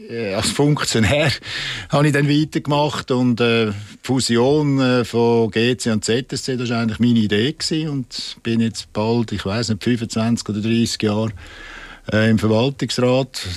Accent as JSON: {"language": "German", "region": "Zurich", "country": "Switzerland", "said": "Aber mit den Bündner war es wirklich lässig auch als Zürcher."}